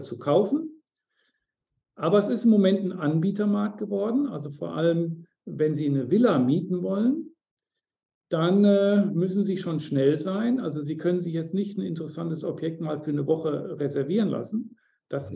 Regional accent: Germany; moved away as an adult; now in Mauritius; als Deutsche

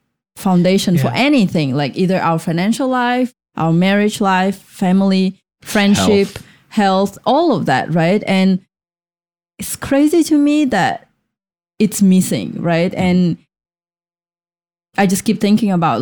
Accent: Russia; now in United States; I grew up in Russia.

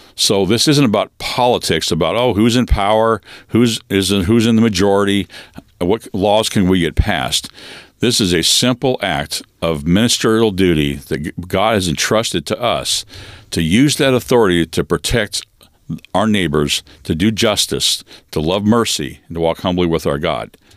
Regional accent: Western Washington State, United States; born or raised there

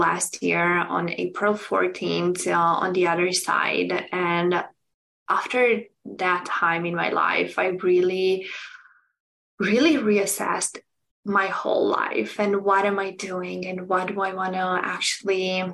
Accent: Romania; moved away as an adult; now in United States; I'm originally from Romania, and I moved almost 9 years ago to United States

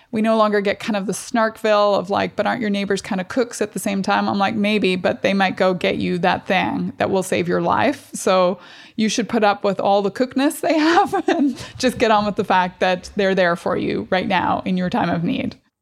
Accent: Strabane, Northern Ireland, United Kingdom; moved away; I grew up in Northern Ireland

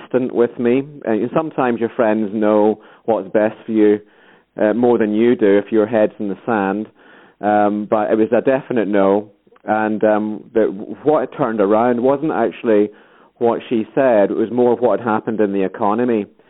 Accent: Scotland, United Kingdom; accent: Scottish; I'm Scottish as well, you can probably tell from the accent.

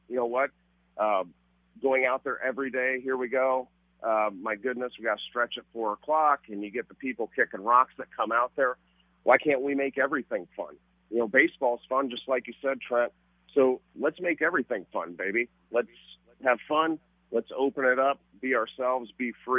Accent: Newton, Iowa, United States; moved away; also born or lived in Chicago; I'm from Newton, Iowa

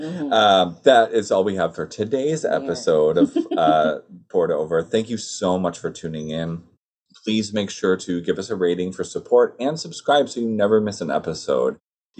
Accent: Michigan, United States; I also remember growing up in Michigan

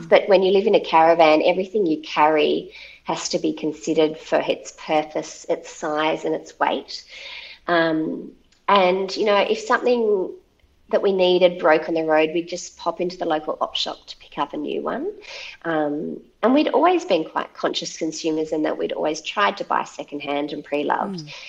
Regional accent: Central Coast of New South Wales, Australia; moved away as an adult; now in northwest coast, Tasmania, Australia; I'd spent all my life growing up on the Central Coast and never felt a really strong affinity with it

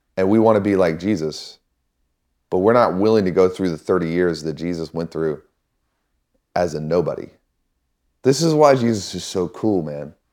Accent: Missouri, United States; I grew up in Missouri

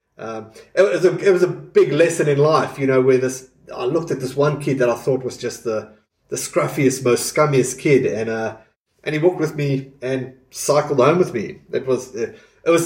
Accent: South Africa; growing up in South Africa

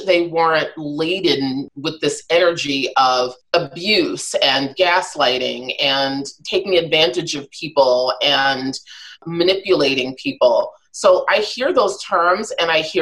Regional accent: New York City, New York, United States; I'm a New Yorker born and raised

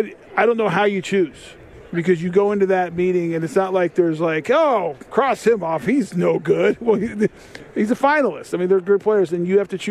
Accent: Boulder, Colorado, United States; I grew up in Boulder, Colorado as a kid who loved the Denver Broncos

